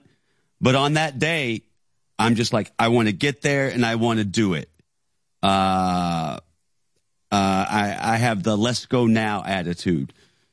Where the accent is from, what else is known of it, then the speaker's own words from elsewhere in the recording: Knoxville, Tennessee, United States; South Knoxville, Tennessee